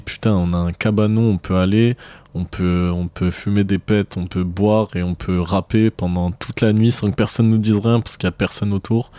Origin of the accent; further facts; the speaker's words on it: Marseille, Provence-Alpes-Côte d'Azur, France; je viens de Marseille